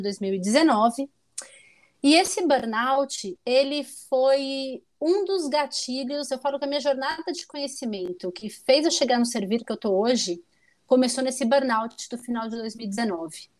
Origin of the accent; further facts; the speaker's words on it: São Paulo, Brazil; moved away as an adult; also born or lived in Porto Alegre; Morei em Porto Alegre, sou originalmente paulista